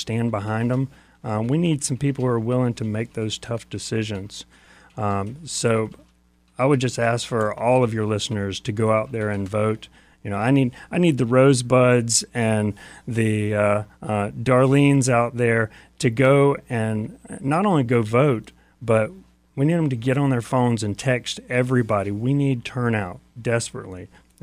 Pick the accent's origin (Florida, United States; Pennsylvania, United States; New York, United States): Florida, United States; Jacksonville; I grew up in Jacksonville